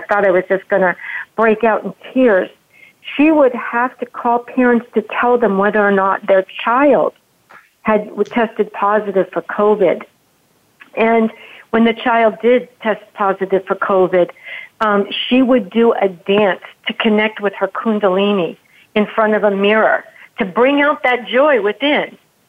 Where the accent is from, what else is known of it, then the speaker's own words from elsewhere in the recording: Frankfurt, Hesse, Germany; I was born and raised in Frankfurt, Germany, and I had to declare my American citizenship. My parents were military.